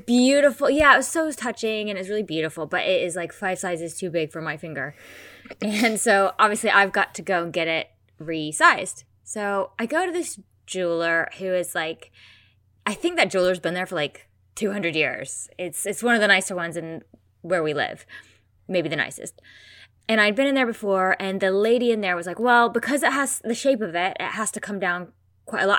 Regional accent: United States; I'm American.

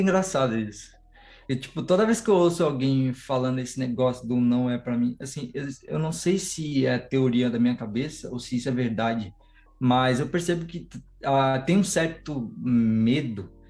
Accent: São Paulo, Brazil; Sou de São Paulo, zona sul do, do, São Paulo aqui, zona sul do zona sul do zona sul, que é Grajaú

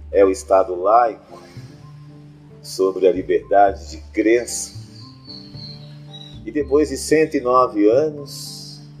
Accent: Brazil; somos brasileiros

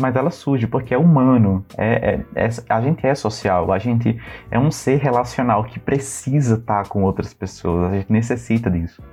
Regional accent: Northeast Region, Brazil; nós somos uhum. cristãos é, somos nordestinos

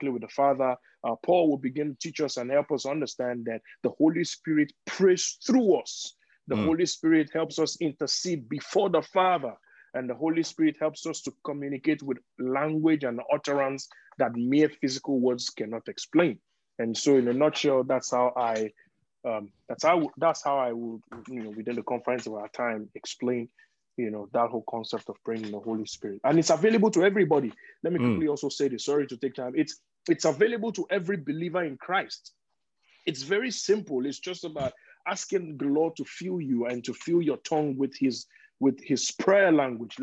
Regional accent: Nigeria; I am Nigerian

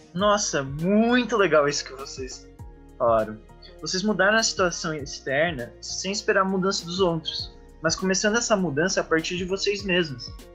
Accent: Joinville, Santa Catarina, Brazil; Tenho 20 anos, sou de Joinville e curso Ciência da Computação

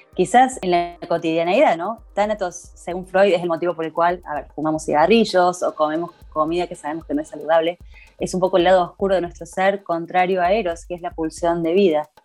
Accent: Córdoba, Argentina; soy una artista cordobesa

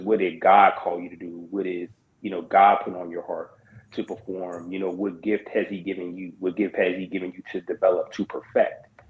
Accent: Pittsburgh, Pennsylvania, United States; my hometown and where I reside is the same. I'm currently located in Pittsburgh, Pennsylvania.

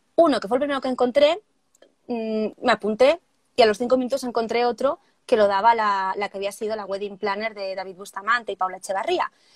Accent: Barcelona, Catalonia, Spain; yo soy de Barcelona, de, de España

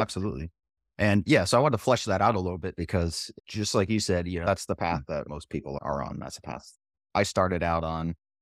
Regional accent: New Hampshire, United States; I'm from New Hampshire as well

